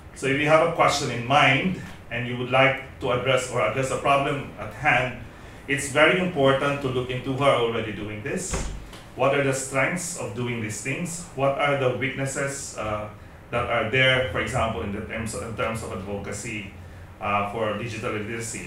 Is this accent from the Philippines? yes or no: yes; Philippines; moved away as an adult; also born or lived in Indonesia; I'm a Filipino, but for the last five years, up until recently, I've been based in Indonesia